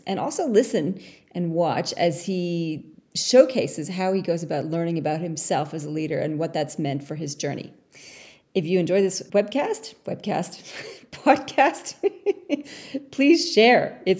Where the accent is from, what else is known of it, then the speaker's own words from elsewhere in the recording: Canada; now in Australia; Well, I'm Canadian originally